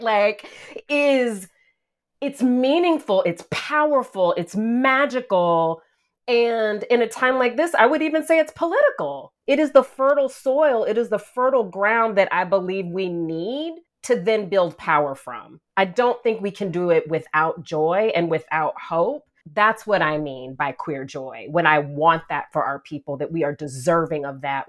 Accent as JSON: {"language": "English", "region": "the South", "country": "United States", "said": "I identify as a Southerner"}